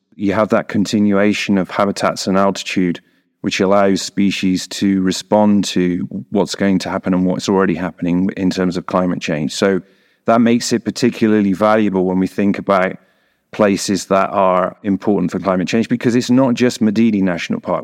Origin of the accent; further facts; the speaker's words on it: England, United Kingdom; moved away as an adult; now in Bolivia; I am not Bolivian. I am from the United Kingdom. I'm English.